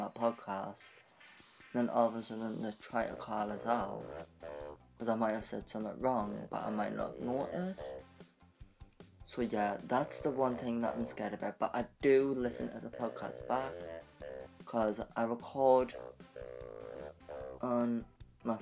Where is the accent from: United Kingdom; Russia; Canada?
United Kingdom; I'm from United Kingdom, and I live with my mum.